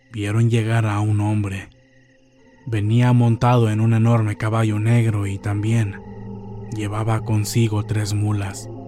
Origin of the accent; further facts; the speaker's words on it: Puebla, Mexico; Para ponerlos en contexto, yo soy del estado de Puebla. Vivo en un pueblo no muy conocido de la Mixteca poblana.